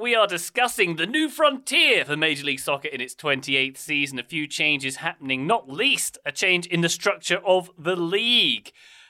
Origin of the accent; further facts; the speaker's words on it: United Kingdom; It took as a Brit, it took me a long time to understand what on earth was being said.